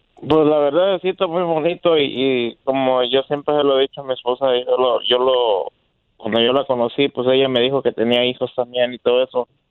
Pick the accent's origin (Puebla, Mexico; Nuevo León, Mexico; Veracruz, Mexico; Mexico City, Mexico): Veracruz, Mexico; Yo soy de Veracruz